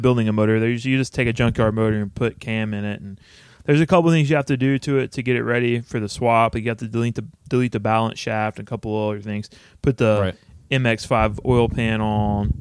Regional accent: Texas, United States; also born or lived in Austin, Texas; my hometown, which it's registered in still

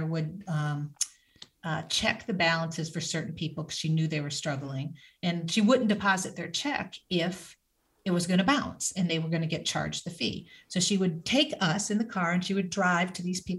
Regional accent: Michigan, United States; I grew up in Michigan

